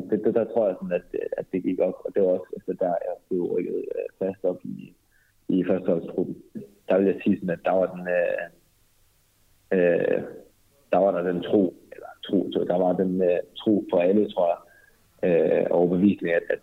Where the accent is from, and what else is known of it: North Jutland, North Denmark Region, Denmark; born or raised there; moved away as an adult; now in Berlin, Germany